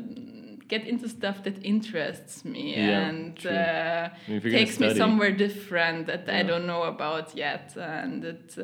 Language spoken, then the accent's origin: English; Linz, Upper Austria, Austria; English is a second language; moved away as an adult; also born or lived in Vienna; Born, raised in Linz